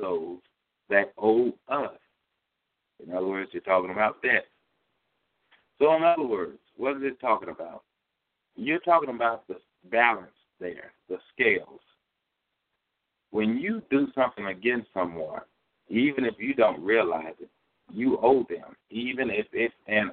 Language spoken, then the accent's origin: English; Louisiana, United States; moved away as an adult; also born or lived in California; I'm from Louisiana